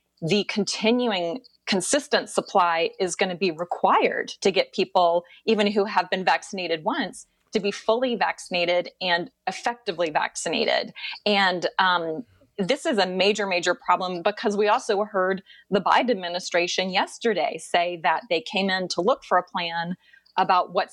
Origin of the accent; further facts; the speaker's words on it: Atlanta, Georgia, United States; also born or lived in Washington, D.C.; I am from Atlanta, and grew up here, went away to school, lived in D.C. for many years